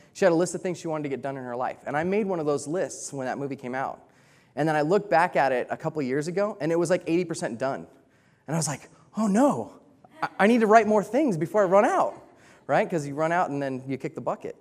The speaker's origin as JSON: {"language": "English", "country": "United States", "moved": "yes", "said": "I'm American, and I'm a cowboy"}